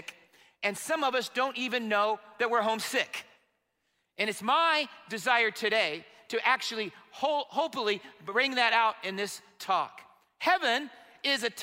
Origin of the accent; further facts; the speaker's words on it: Marion, Indiana, United States; I was disconnected from my home church and my hometown of Marion, Indiana.